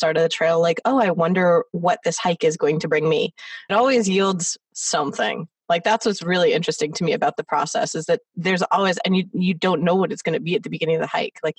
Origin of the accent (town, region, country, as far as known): Los Angeles, California, United States; born or raised there